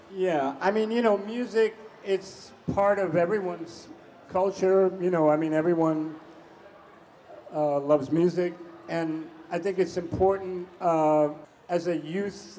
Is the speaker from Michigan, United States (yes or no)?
no; New York, United States; Growing up in New York, uh, was a high school student